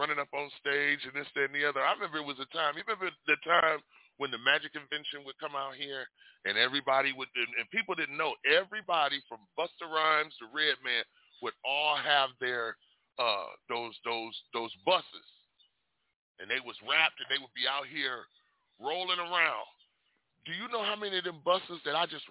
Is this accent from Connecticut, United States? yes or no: no; Detroit, Michigan, United States; now in Las Vegas, United States; when I was fresh from Detroit. I told people, yeah, you know, Detroit taught me about music. West Coast taught me how to grind my music